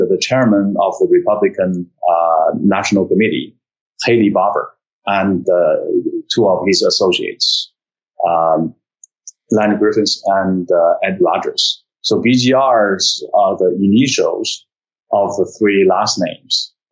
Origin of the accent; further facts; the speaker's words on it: China; moved away as an adult; also born or lived in United States; now in Shanghai, China; I was born and raised in China, went to college, went to Peking University